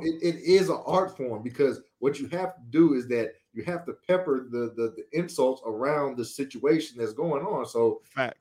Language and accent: English; Louisiana, United States; we grew up in Louisiana